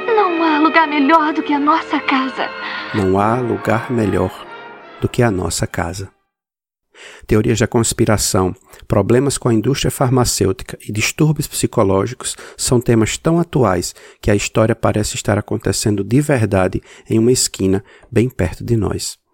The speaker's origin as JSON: {"language": "Portuguese", "country": "Brazil", "moved": "yes", "lives_now": "United States", "said": "Morando nos Estados Unidos, mas sendo brasileiro"}